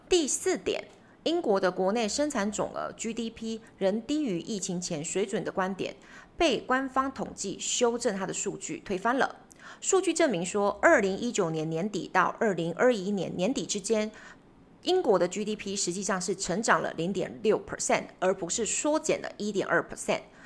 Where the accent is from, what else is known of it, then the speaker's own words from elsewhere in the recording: Taiwan; 我们台湾这边的学生，我们学了英文学了十年、二十年，甚至三十年